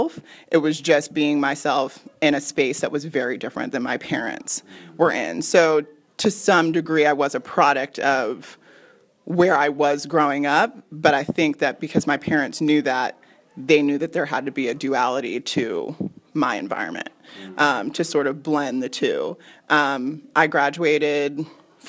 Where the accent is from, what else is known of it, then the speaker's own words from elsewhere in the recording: suburban Virginia, United States; moved away; My parents still live in the same house that I grew up in. So we've been in the same house for like 26 years or so. My parents are from Brooklyn, New York. Like, they both were born and raised in Brooklyn. And we moved to suburban Virginia